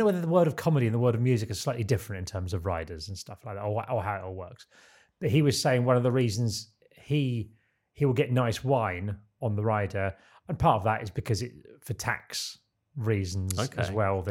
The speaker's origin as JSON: {"language": "English", "town": "Boulder", "region": "Colorado", "country": "United States", "tie": "born or raised there", "said": "Denver's well known for its breweries, as is nearby Boulder, my hometown, and this pretty pub is a good showcase of several."}